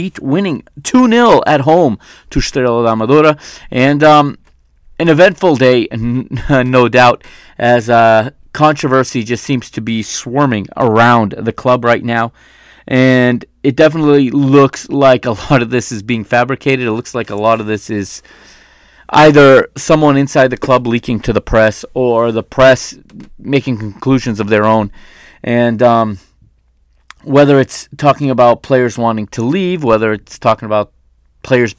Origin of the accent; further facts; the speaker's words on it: United States; I was born and raised in the United States, even though, you know, my parents are Portuguese, and I do speak Portuguese